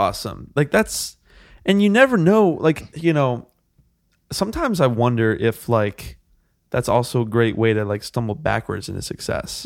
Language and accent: English; Buffalo, New York, United States; moved away; I had multiple friends back in my hometown, Buffalo, New York